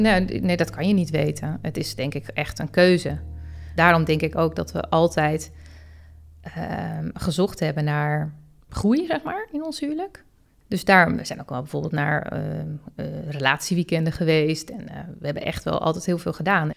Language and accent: Dutch; Het Gooi, North Holland, Netherlands; ik kom zelf uit Gooi